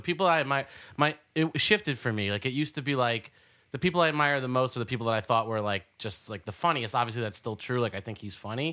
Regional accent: New Jersey, United States; now in New York City, United States; I grew up in Jersey

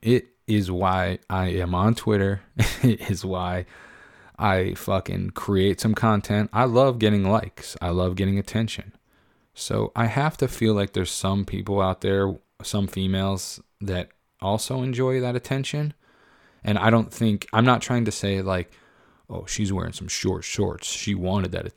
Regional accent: Pennsylvania, United States; I grew up in Pennsylvania

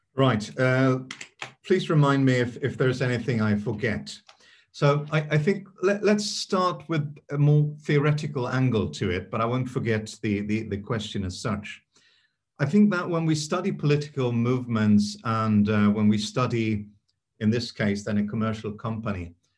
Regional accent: Sweden; I grew up in Sweden

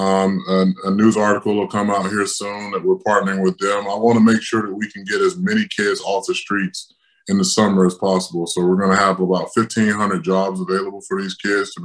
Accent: Tampa, Florida, United States; in front of my hometown fans

